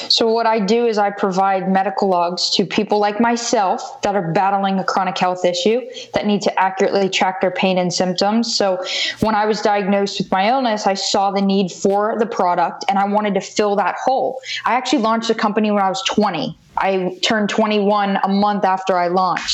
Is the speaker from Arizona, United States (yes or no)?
no; Wellington, Florida, United States; also born or lived in Davie, Florida; I moved up to Wellington, Florida, so about an hour north of Miami when I was about three and a half, four